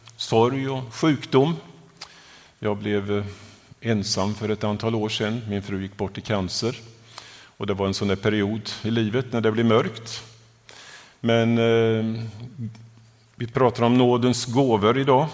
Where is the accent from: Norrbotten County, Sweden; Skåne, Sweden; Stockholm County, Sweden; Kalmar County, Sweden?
Kalmar County, Sweden; Vimmerby area, northeastern Småland; moved away as an adult; also born or lived in southern Africa; now in Gothenburg, Sweden; Jag upple-, uppväxt i, eh, eh, Småland, i den nor-, nordöstra delen, i Vimmerby-trakten